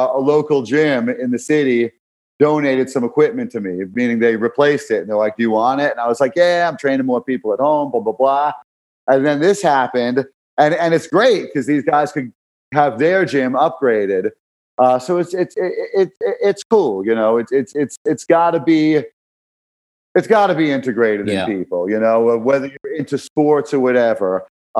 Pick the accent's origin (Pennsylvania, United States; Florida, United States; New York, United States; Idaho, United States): New York, United States; New York City; growing up in Brooklyn